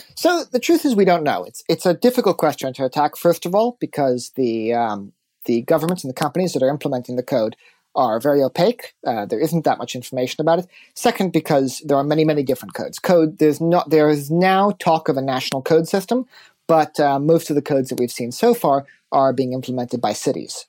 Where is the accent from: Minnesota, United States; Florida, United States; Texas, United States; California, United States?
California, United States; moved away; I come from California.